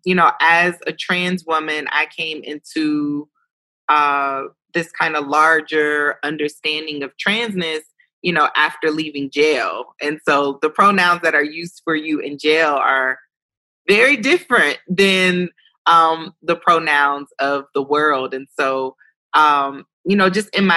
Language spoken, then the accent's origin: English; Ohio, United States; also born or lived in New York City; I was an Ohio girl from New York City